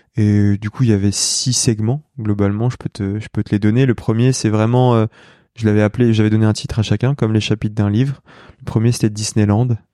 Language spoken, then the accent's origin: French; Lyon, Auvergne-Rhône-Alpes, France; moved away as an adult; also born or lived in Saint-Étienne / Paris; now in Combloux, France; moi je suis lyonnais de naissance, enfin j'ai grandi entre Lyon et Saint-Étienne globalement parce que toute ma famille est de saint mais je suis né à Lyon